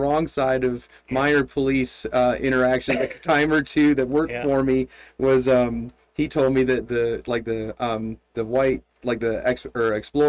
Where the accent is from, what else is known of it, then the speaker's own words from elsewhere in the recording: Flint, Michigan, United States; So I grew up outside of Flint, Michigan, and... It was like General Motors, everything.